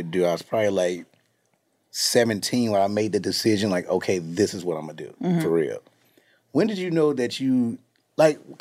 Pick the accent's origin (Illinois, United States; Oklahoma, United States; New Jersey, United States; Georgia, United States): Illinois, United States; Chicago; I'm from the west side of Chicago